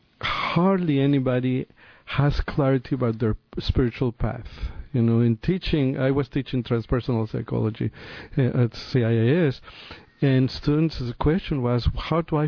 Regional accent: Mexico City, Mexico; moved away; also born or lived in San Francisco; I am from Mexico City. Right? I'm a city boy

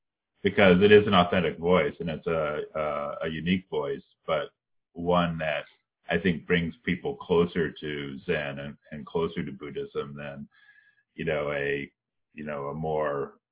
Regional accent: Colorado, United States; I grew up mainly in Colorado.

